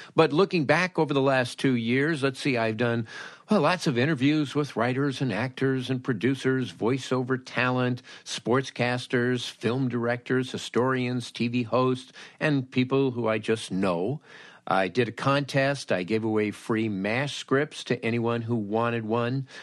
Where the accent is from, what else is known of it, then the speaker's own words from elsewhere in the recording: Los Angeles, California, United States; I grew up in Los Angeles